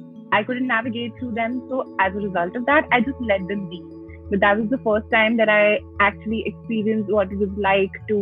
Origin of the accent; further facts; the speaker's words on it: Delhi, India; I was born and brought up in Delhi